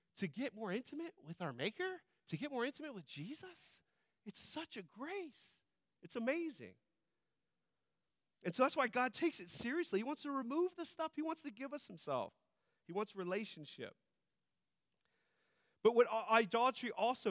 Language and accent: English; United States; we as American individualists